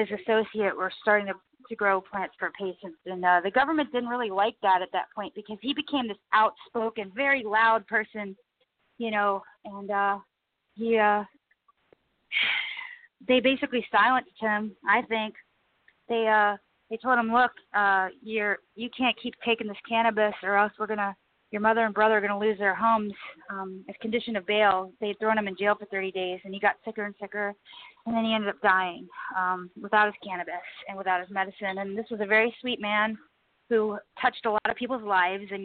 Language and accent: English; United States; I'm an American girl